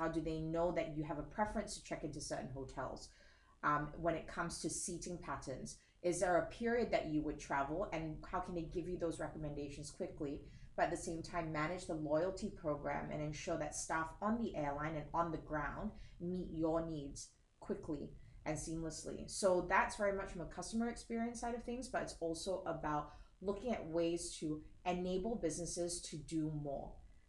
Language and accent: English; Singapore; I am Singaporean. Don't let the accent fool you.